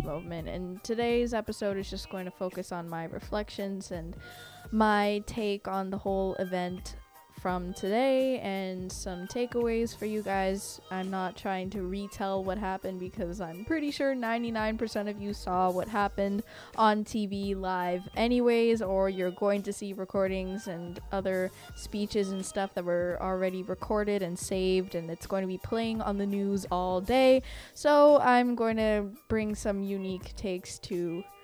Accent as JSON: {"language": "English", "country": "Canada", "said": "I'm not American, I'm Canadian"}